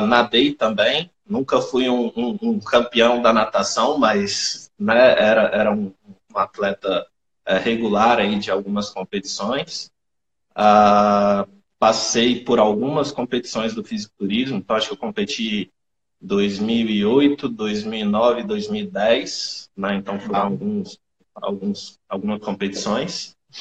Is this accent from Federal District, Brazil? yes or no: yes; Brasília, Federal District, Brazil; sou de Brasília, sou nutricionista há 10 anos